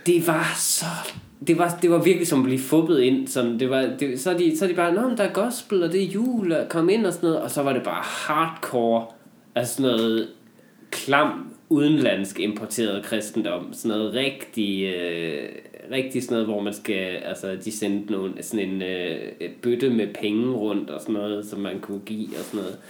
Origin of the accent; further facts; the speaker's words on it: North Jutland, North Denmark Region, Denmark; moved away; jeg var hjemme i Nordjylland i julen